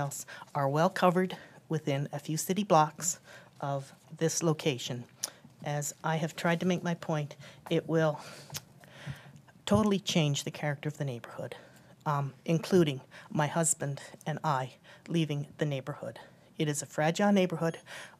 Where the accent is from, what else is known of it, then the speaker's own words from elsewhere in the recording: United Kingdom; moved away as an adult; now in Hampton, United States; I'm new to Hampton, to Tidewater, as you can hear. We moved here from Britain about 2.5 years ago.